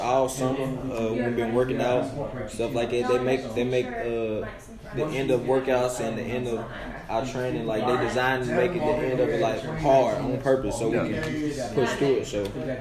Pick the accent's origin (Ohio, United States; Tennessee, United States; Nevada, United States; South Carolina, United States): Tennessee, United States; Nashville; now in Memphis, United States; I'm from Nashville